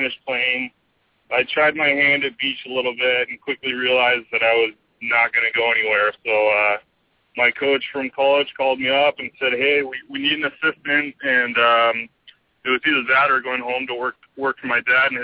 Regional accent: San Diego, California, United States; I was born and raised in San Diego

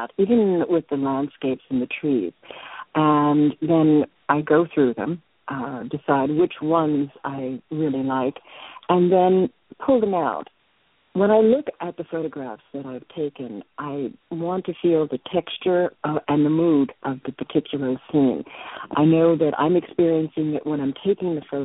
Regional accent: New York City, New York, United States; moved away as an adult; also born or lived in Chicago; now in Shoreline, United States; I'm originally from New York, and I spent most of my life there, and now living on the West Coast.

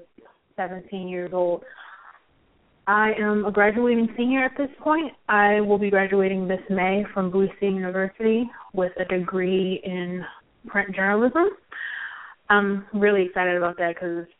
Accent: Baltimore, Maryland, United States; I was raised in New Shiloh Baptist Church

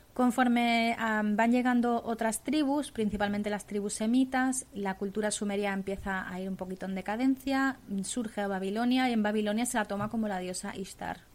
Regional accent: Tartessos, Andalusia, Spain; a mi tierra, a Tartesos

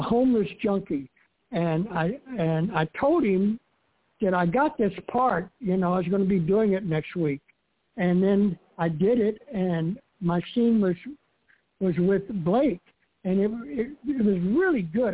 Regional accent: Miami, Florida, United States; moved away as an adult; also born or lived in New York City; I grew up in Miami, and I left when I was 19 years old with $200 in my pocket, and headed for New York City to be an actor.

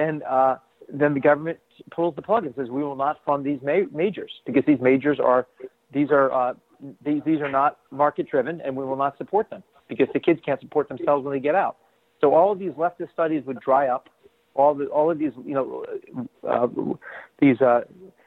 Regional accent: New Jersey, United States; now in Boston, United States; I'm from New Jersey originally.

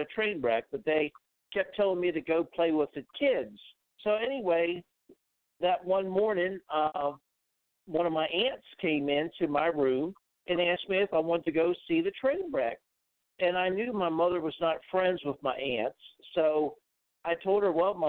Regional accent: Maryland, United States; now in Florida, United States; I grew up in Maryland

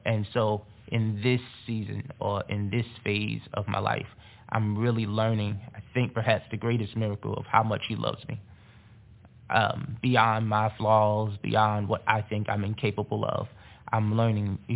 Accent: North New Jersey, United States; growing up in North New Jersey

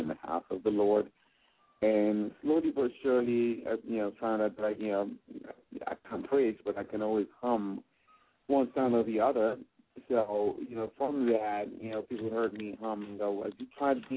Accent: Nigeria; accent: mixed, transatlantic; also born or lived in England; now in Gaithersburg, United States; growing up in Nigeria, we had nothing

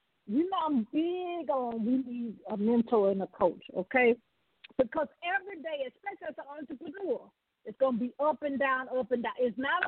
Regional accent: the South, United States; you can tell I'm from the South.

